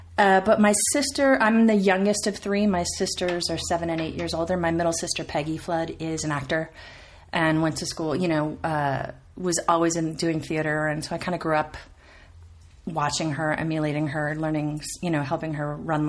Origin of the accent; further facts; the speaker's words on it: New York, United States; now in Los Angeles, United States; I grew up in New York, in Queens. I am the children of two immigrants. My parents are from Ireland. They met here met in New York.